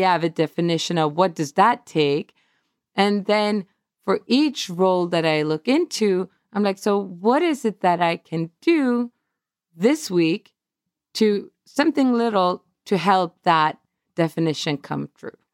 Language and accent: English; Stockholm, Stockholm County, Sweden; moved away as an adult; now in Atlanta, United States; my hometown, our hometown, Stockholm.